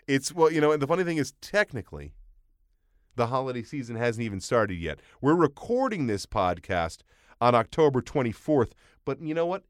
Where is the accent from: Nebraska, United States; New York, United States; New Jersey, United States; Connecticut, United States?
New York, United States; Long Island; I grew up in Long Island, a lot of Jewish families